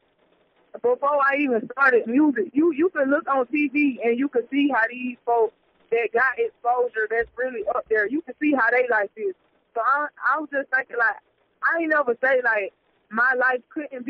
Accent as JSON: {"language": "English", "town": "Statesboro", "region": "Georgia", "country": "United States", "said": "I'm from Statesboro, Georgia or whatever. I had moved to like 30 minutes away from Statesboro or whatever, but I still, you know, do my thing around the area"}